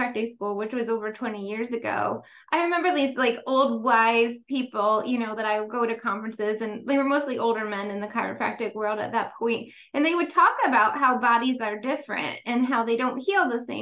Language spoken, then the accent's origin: English; New York, United States; I'm from New York